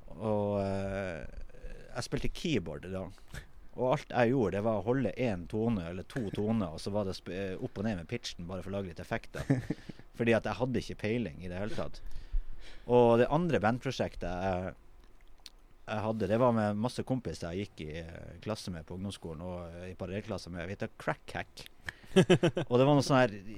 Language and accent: Norwegian; Tromsø, Troms, Norway; jeg er jo fra Kvaløya, ikke sant. Og jeg er jo jeg vokste jo opp